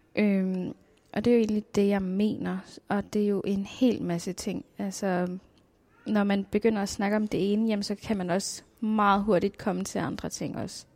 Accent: Nuuk, Greenland; Jeg er født og opvokset her i Nuuk

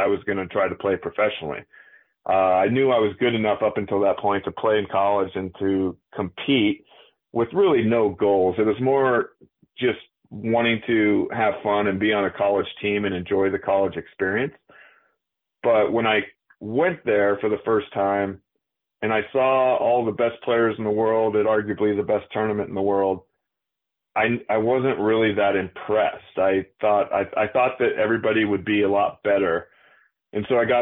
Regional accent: Washington, United States; moved away as an adult; we grew up in Washington together

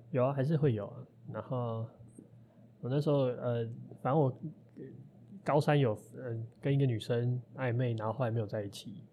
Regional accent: Taiwan; also born or lived in Xinzhuang, New Taipei / Shilin, Taipei; 的三四年级在新庄念，然后五六年级我跑到士林那边念，哦。啊，就去念天母的学校

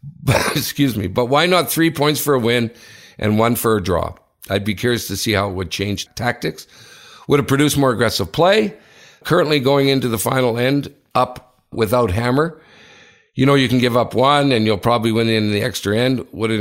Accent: United Kingdom; now in Switzerland; As a British guy living in Switzerland

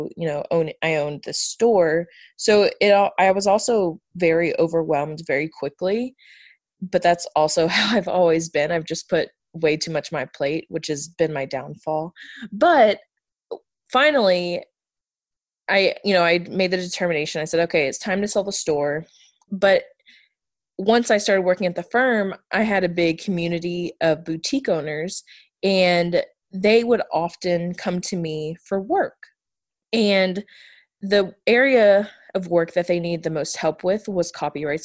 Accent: outside of Houston, Texas, United States; moved away as an adult; also born or lived in Pikeville, Kentucky; I was born and raised right outside of Houston

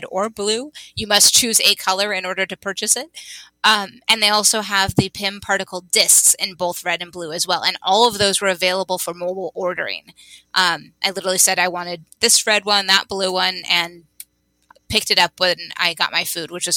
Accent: California, United States; As a Californian

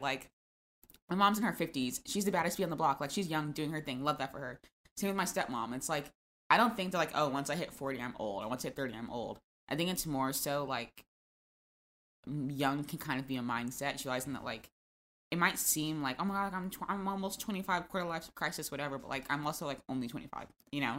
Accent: Florida, United States; I'm from Florida

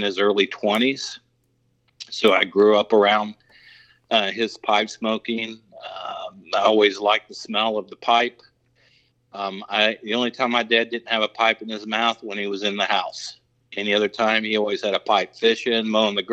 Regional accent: Germantown, Ohio, United States; I grew up in the Dayton, Ohio area in a small town called Germantown.

